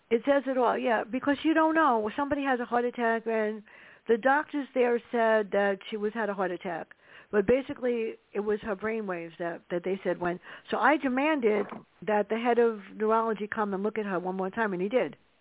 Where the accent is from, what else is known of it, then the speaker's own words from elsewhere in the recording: New York City, New York, United States; Growing up in the South Bronx mm. with my sister